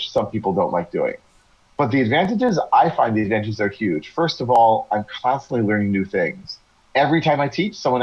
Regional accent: United States; first language English; moved away as an adult; now in Israel; I'm originally from the U.S.

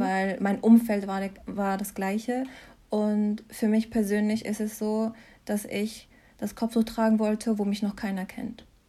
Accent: Mannheim, Baden-Württemberg, Germany; moved away as an adult; also born or lived in Mainz; now in Freiburg, Germany; ich bin hier geboren und aufgewachsen in Mannheim

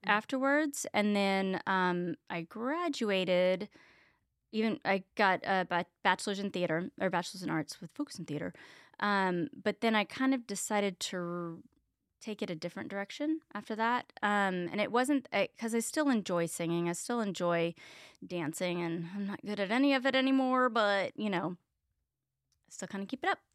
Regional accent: Richardson, Texas, United States; also born or lived in Plano, Texas; I grew up in Richardson, Texas

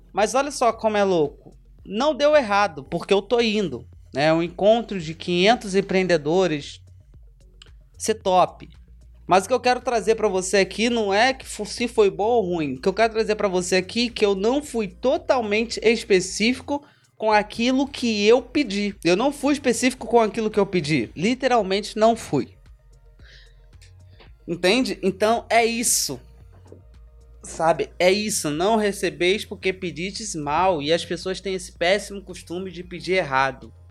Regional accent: Rio de Janeiro, Brazil; porque eu sou da Barra, então eu me via na Barra.

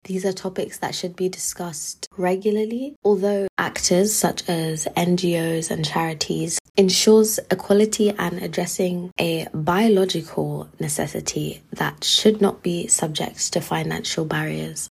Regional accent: London, United Kingdom; moved away as an adult; now in York, United Kingdom; I've been in London my whole life, like as in from childhood

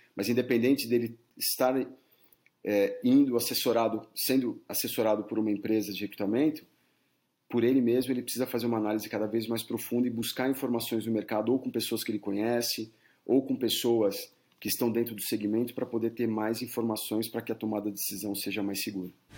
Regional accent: Brazil; moved away as an adult; now in United States

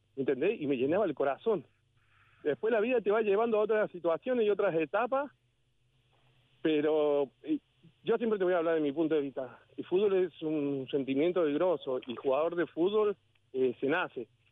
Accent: Córdoba, Argentina; moved away; cuando era chico vivía en Córdoba

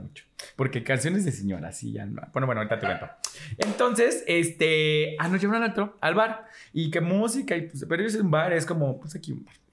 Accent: Mexico; soy mexicana

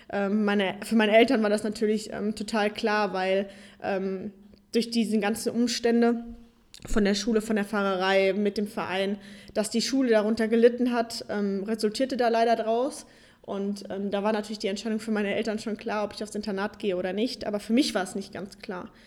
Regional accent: Darmstadt, Hesse, Germany; Ich komme ursprünglich aus Darmstadt und bin mittlerweile 24 Jahre, wohne jetzt zwischen Köln und Düsseldorf

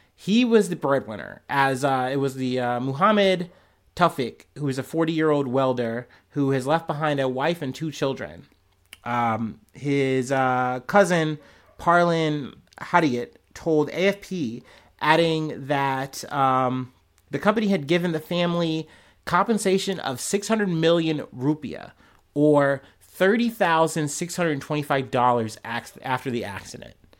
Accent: United States; I'm an American

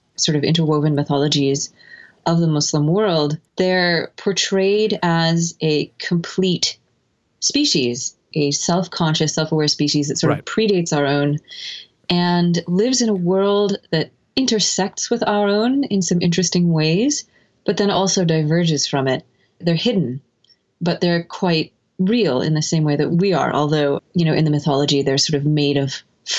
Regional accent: United States; moved away as an adult; also born or lived in Egypt / Seattle; growing up in the United States

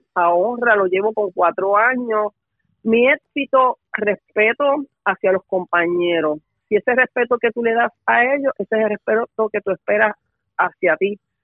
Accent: Guaynabo, Puerto Rico; also born or lived in Utuado, Puerto Rico; now in Bayamón, Puerto Rico; yo soy natural de Guaynabo, Puerto Rico

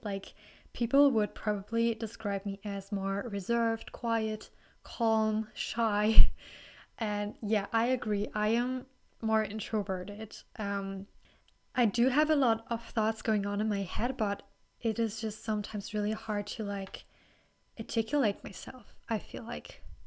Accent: Germany; accent: German; English is a second language; I'm from Germany

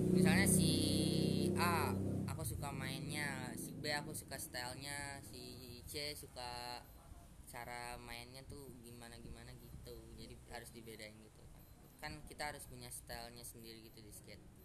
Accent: Jakarta, Indonesia; kalau aku dari Jakarta sih dari Jakarta

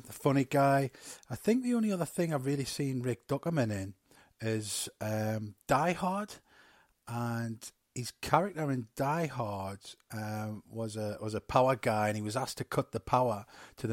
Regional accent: England, United Kingdom; I was born in England.

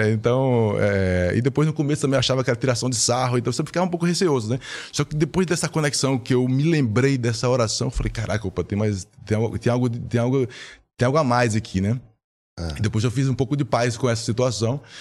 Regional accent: Recife, Pernambuco, Brazil; now in São Paulo, Brazil; eu estava aqui em São Paulo, né? vim de Recife, estava em São Paulo.

